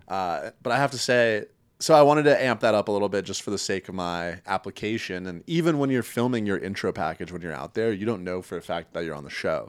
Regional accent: Connecticut, United States; moved away as an adult; also born or lived in Chicago; now in Culver City, United States; I'm originally from Connecticut

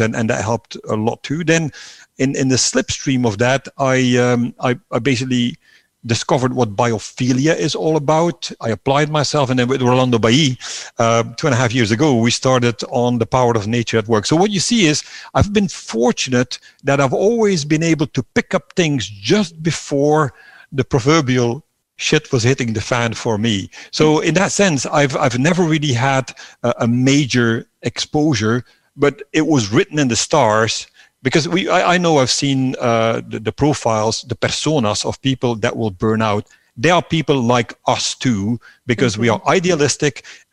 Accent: Belgium; moved away as an adult; also born or lived in Netherlands; I was leaving my home country, Belgium, sort of mid-30s

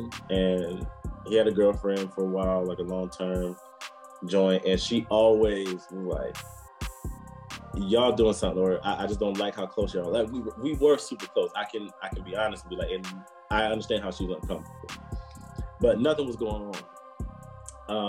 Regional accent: Michigan, United States; moved away as an adult; also born or lived in Washington, D.C.; now in New Zealand; So I grew up in Michigan

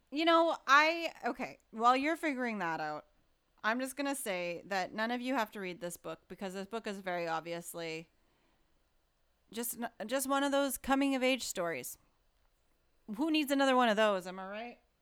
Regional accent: Alberta, Canada; moved away; I'm from Alberta originally

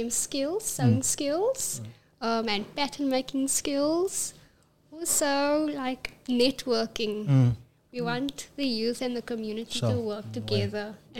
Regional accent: Cape Town, Western Cape, South Africa; I'm from Mitchell's Plain

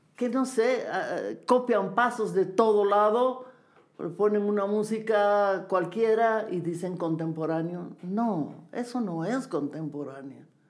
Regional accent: Bolivia; also born or lived in Lima, Peru; tengo que volver a Bolivia, a mi tierra

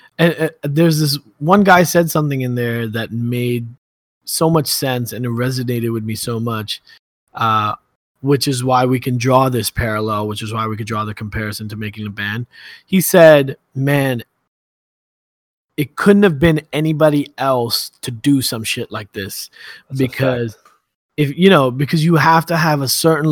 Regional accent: New York City, New York, United States; I'm from Brooklyn.

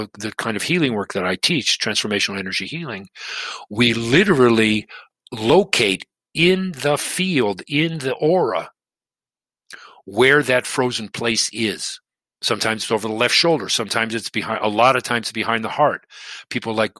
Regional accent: Detroit, Michigan, United States; moved away; also born or lived in Boston; I grew up in Detroit

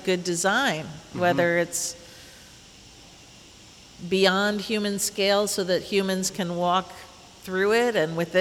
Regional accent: Indianapolis, Indiana, United States; moved away; my hometown, Indianapolis

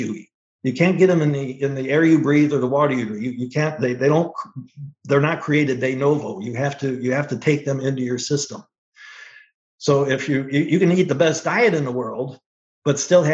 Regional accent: Northwest Ohio, United States; I grew up in Northwest Ohio

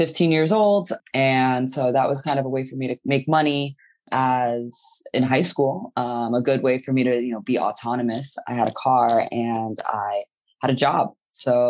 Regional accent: New York City, New York, United States; I grew up in New York City. I was born at the at New York Hospital

